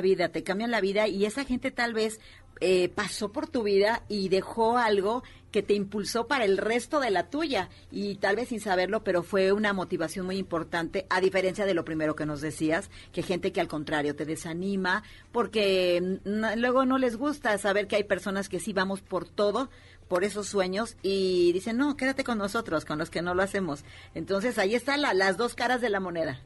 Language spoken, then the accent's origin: Spanish; Puebla, Mexico; nosotros que venimos de Puebla